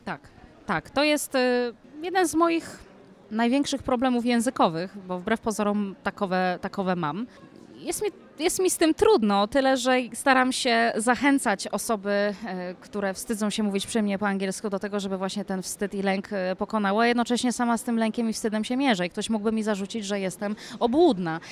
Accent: Poland; jestem, jestem Polką

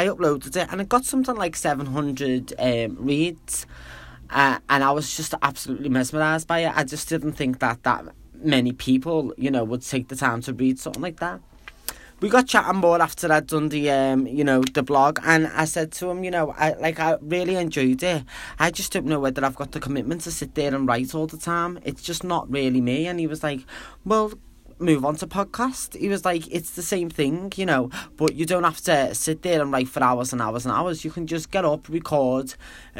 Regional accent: Liverpool, North West England, United Kingdom; moved away as an adult; now in China; I am from Liverpool, England

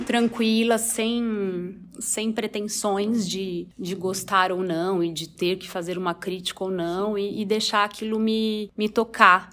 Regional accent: Osvaldo Cruz, São Paulo, Brazil; em Oswaldo Cruz, que é a minha cidade natal

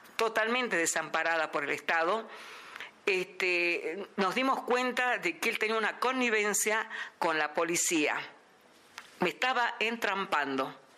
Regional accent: Salta, Argentina; de la ciudad de Salta.

